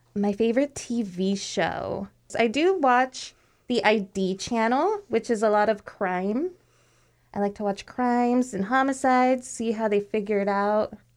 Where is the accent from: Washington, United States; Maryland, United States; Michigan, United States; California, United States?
Washington, United States; Sunnyside; I was born here in Washington. I live in a, I used to live in a little town called Sunnyside, which is in the Yakima Valley